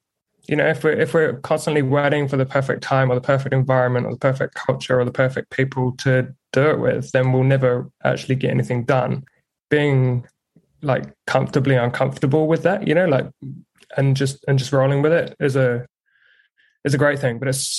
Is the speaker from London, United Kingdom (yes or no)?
no; Ipswich, East of England, United Kingdom; moved away as an adult; also born or lived in Hull / Berlin; Yeah. So I'm born and bred in Ipswich in England. I've now got a fiance who's Kiwi, hence the, I don't even know, mutt of an accent, I guess. And yeah, spent 18 years in the UK